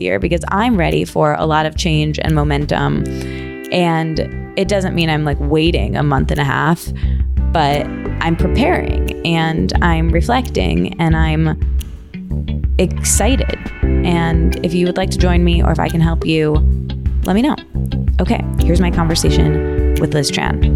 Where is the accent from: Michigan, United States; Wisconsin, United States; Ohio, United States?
Michigan, United States; moved away as an adult; also born or lived in Detroit / New York / Australia; now in Los Angeles, United States; I grew up in Michigan